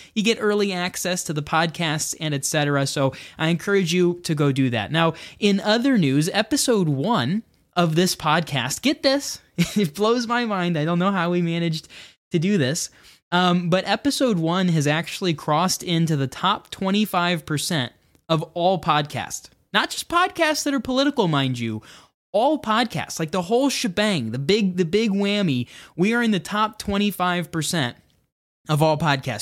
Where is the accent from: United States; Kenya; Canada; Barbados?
United States